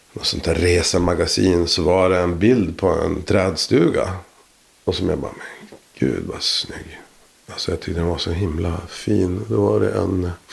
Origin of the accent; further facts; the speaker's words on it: Boden, Norrbotten County, Sweden; jag är eh, född och uppvuxen i Boden